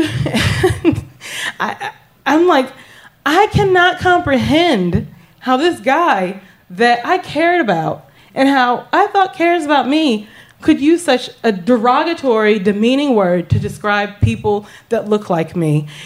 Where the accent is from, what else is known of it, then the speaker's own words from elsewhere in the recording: the South, United States; The small town that I grew up in in the South